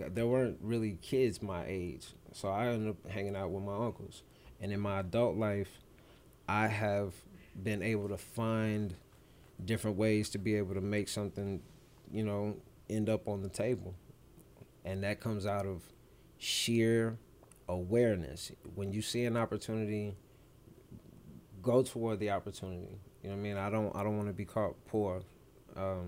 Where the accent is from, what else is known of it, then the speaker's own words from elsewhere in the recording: Clarksville, Tennessee, United States; also born or lived in Germany; Growing up in Birchwood, Clarksville, Tennessee, on the north side